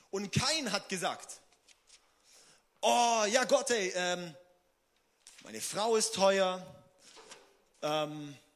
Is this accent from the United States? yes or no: no; Singen, Baden-Württemberg, Germany; Ich brauche einen neuen Auspuff am Auto, weil ich komme aus Singen.